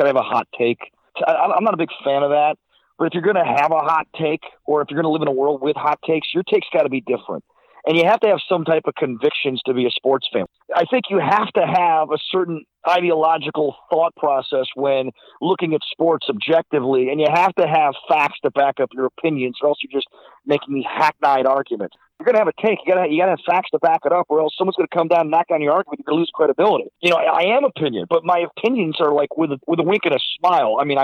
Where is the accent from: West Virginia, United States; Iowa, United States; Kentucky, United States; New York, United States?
New York, United States; Silver Creek; I was brought up in the First Baptist Church of Silver Creek, New York.